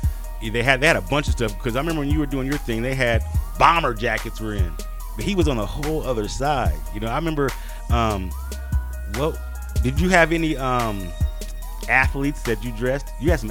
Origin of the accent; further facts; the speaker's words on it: Colorado, United States; I'm originated from Colorado here